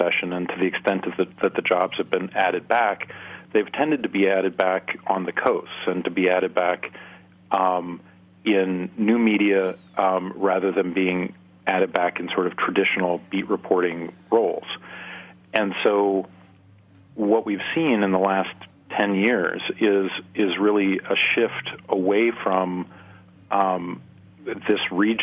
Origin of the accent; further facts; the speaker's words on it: Nebraska, United States; here in my home state of Nebraska